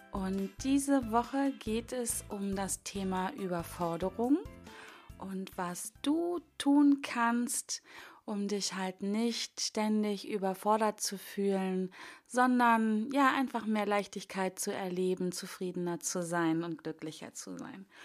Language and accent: German; Hanover, Lower Saxony, Germany; Wobei ich denke, ich komme ja aus Hannover und ähm, die Strecke von Hannover nach Bonn war relativ frei.